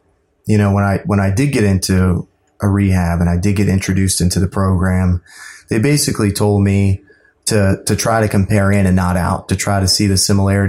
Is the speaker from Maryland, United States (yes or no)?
yes; Laurel, Maryland, United States; also born or lived in Deltona, Florida; I am from the Maryland area. Grew up in Laurel and a little bit in Florida and moved around a lot.